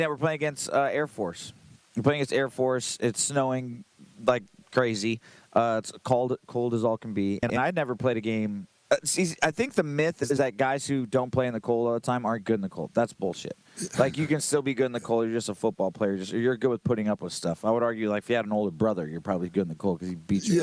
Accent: Los Angeles, California, United States; I'm from Los Angeles

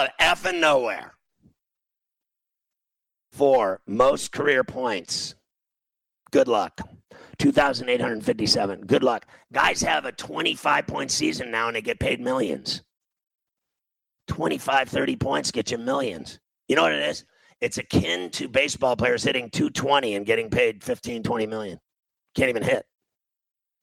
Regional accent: Indiana, United States; I'm from Indiana, and I went to Indiana University

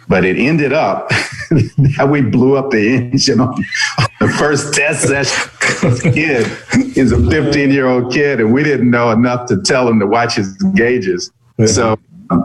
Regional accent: Indianapolis, Indiana, United States; also born or lived in East Coast; I grew up here in Indianapolis. I'm not originally from Indy. I'm an East Coast kid, but I came to Indy as a teenager, early teens.

